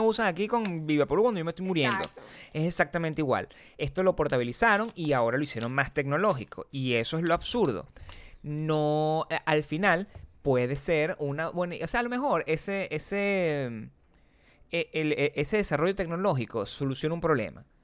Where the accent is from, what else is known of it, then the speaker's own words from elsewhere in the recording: Venezuela; accent: Venezuelan; moved away; yo me fui de Venezuela